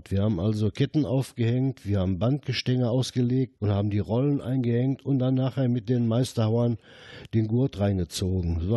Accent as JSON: {"language": "German", "town": "Herten", "region": "North Rhine-Westphalia", "country": "Germany", "tie": "born there", "said": "Ich bin äh, 1952 hier in Herten geboren. Meine Eltern und Großeltern waren schon mit dem Bergbau verbunden"}